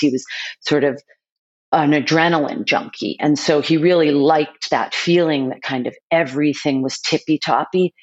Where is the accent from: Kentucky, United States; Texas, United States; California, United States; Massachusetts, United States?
Massachusetts, United States; Boston; my family was very well known in the city that I grew up in Boston